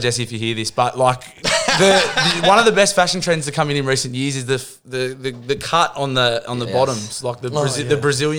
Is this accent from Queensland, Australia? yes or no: no; Mount Hutton, New South Wales, Australia; also born or lived in Warners Bay; Since I grew up in Mount Hutton. So it was sort of Warners Bay and then Mount Hutton when I was younger